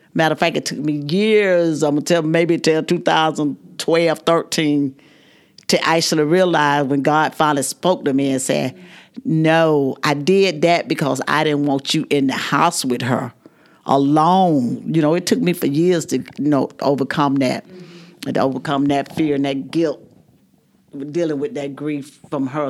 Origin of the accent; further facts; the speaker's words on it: Dawson, Georgia, United States; I was from Dawson